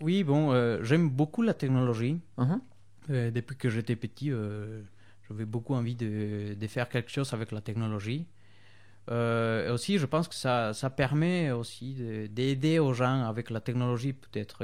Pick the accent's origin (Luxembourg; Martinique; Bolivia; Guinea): Bolivia; French is a second language; moved away as an adult; now in France; j'ai travaillé euh, pour une entreprise euh, des Suisses en Bolivie.